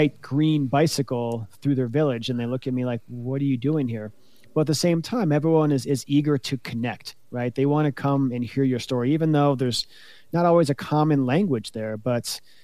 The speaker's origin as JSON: {"language": "English", "country": "United States", "said": "as an American"}